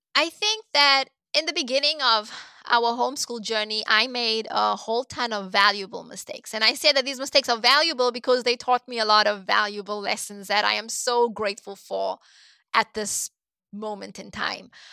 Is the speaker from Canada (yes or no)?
no; Cape Town, Western Cape, South Africa; moved away as an adult; also born or lived in South Korea; now in United States; I was born and raised in Cape Town, South Africa